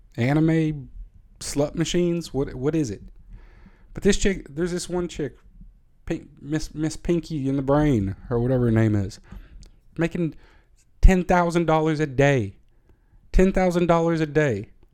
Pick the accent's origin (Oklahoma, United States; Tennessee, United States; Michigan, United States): Tennessee, United States; I am from Tennessee